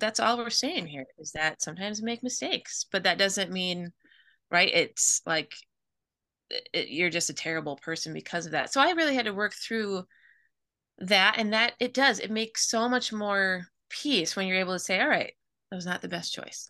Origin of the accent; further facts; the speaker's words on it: Midwest, United States; I grew up in the Midwest